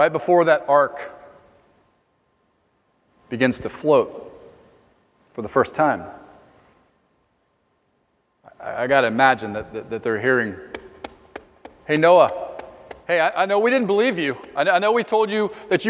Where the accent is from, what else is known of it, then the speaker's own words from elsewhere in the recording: Ocala, Florida, United States; I was born in Ocala, Florida, home of Silver Springs